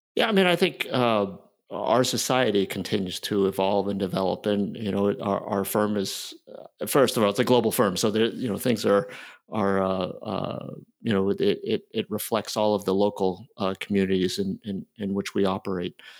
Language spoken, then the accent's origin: English; near Toronto, Ontario, Canada; moved away; also born or lived in Philadelphia, United States; I was born in Philly. I grew up in Canada near Toronto